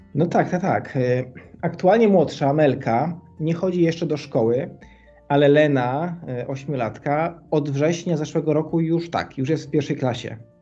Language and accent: Polish; Kraków, Lesser Poland, Poland; moved away as an adult; Jesteśmy z Krakowa, oryginalnie z Krakowa, chociaż dzisiaj już troszkę innej części mm, Europy